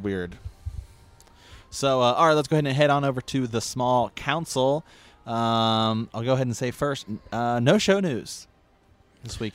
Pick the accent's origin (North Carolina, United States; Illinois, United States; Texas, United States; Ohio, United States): Ohio, United States; moved away; also born or lived in Portland; I'm from Ohio